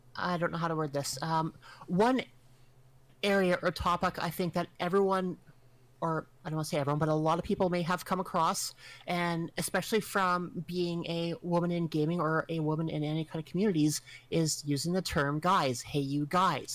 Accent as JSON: {"language": "English", "country": "Canada", "said": "I'm Canadian and we are sheltered. We live in a frozen wasteland."}